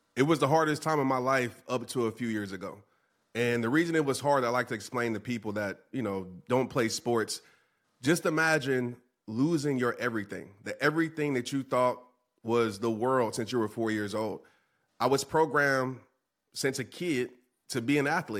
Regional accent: New Orleans, Louisiana, United States; a young child, uh, growing up in New Orleans

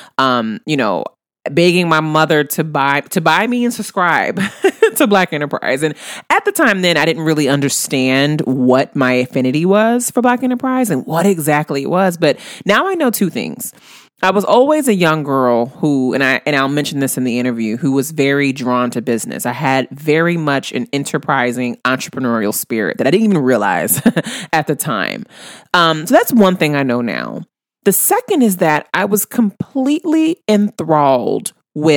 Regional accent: New Orleans, Louisiana, United States; my hometown of New Orleans

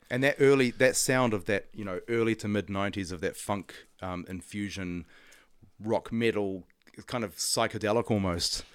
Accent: Auckland, New Zealand; I grew up in Auckland

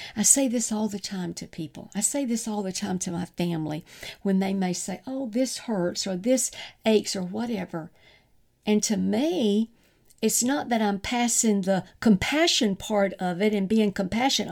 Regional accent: the South, United States; growing up in the South, and I grew up on sweet tea

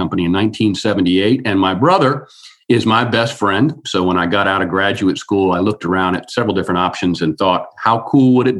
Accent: Outer Banks, North Carolina, United States; I grew up here on the Outer Banks

